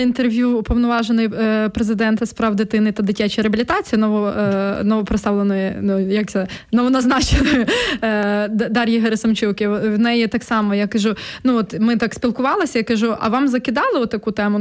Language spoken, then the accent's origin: Ukrainian; Volhynia, Volyn Oblast, Ukraine; moved away; я з Волині родом, і коли я приїжджаю на батьківщину, і там, особливо в селище своє, де я виросла